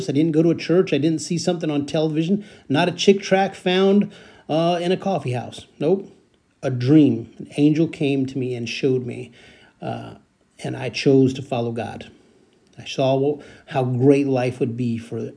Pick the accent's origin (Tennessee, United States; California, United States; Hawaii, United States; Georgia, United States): California, United States; San Joaquin Valley; I was growing up in the San Joaquin Valley, east of the Bay Area. I was growing up there